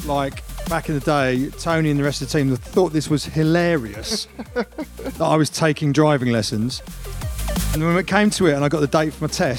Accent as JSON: {"language": "English", "region": "London", "country": "United Kingdom", "tie": "born or raised there", "also_born_or_lived": "Yorkshire", "said": "I grew up in London."}